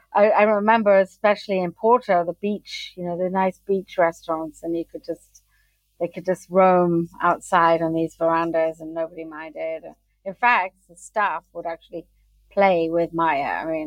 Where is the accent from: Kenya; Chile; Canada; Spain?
Kenya; now in United Kingdom; I'm half American, half British, but I grew up in Africa, in Kenya.